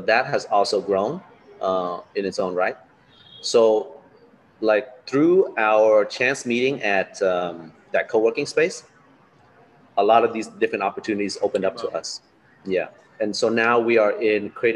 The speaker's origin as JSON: {"language": "English", "town": "Los Angeles", "region": "California", "country": "United States", "tie": "born or raised there", "also_born_or_lived": "Da Nang, Vietnam", "moved": "as an adult", "lives_now": "Ho Chi Minh City, Vietnam", "said": "I was born in Da Nang, but I grew up in Los Angeles."}